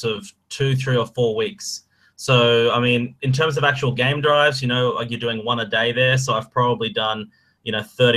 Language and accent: English; Australia; moved away as an adult; also born or lived in Korea; now in Beijing, China; I grew up in rural Australia in a little village of 50.